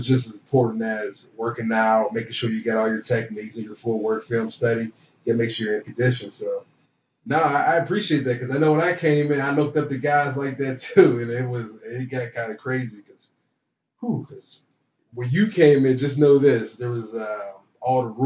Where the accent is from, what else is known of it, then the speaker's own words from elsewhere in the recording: Beaver Falls, Pennsylvania, United States; moved away; I'm from Beaver Falls, Pennsylvania, which is right outside of Pittsburgh.